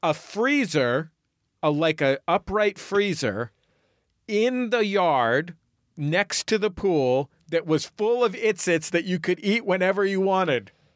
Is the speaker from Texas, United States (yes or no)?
no; San Francisco, California, United States; now in Los Angeles, United States; I grew up in the Mission District